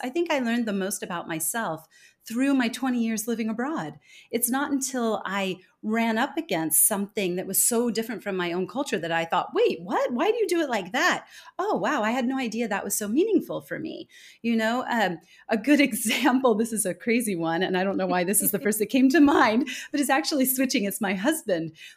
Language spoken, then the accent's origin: English; California, United States; moved away as an adult; also born or lived in Denmark; now in Singapore; I was born and raised in California, but I've spent the last twenty years living abroad